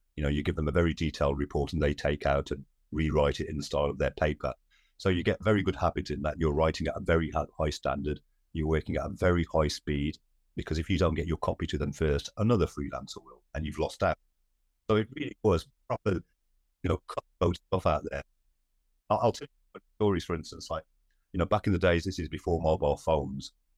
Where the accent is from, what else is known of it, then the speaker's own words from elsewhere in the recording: Wolverhampton, West Midlands, United Kingdom; Born and brought up in Wolverhampton, in the West Midlands